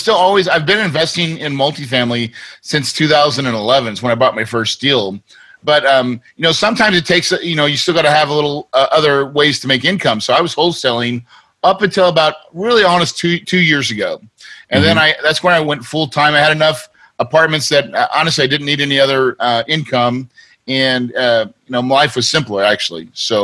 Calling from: Phoenix, Arizona, United States; You know, I like to go there a lot, but right now I'm in Phoenix, Arizona.

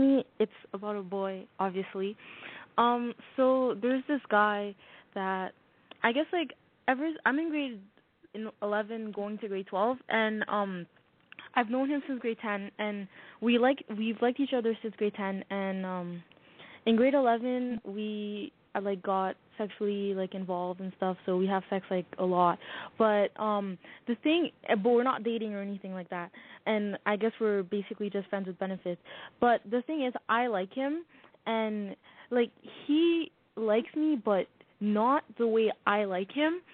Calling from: Toronto, Ontario, Canada; I'm calling from Toronto

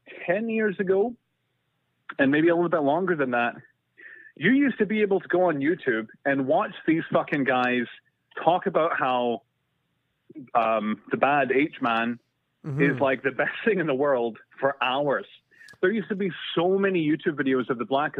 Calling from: Canada; Calling from Canada

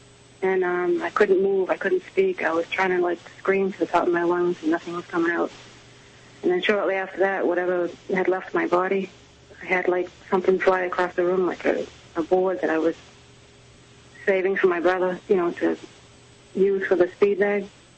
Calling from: Nebraska, United States; I'm calling from Nebraska.

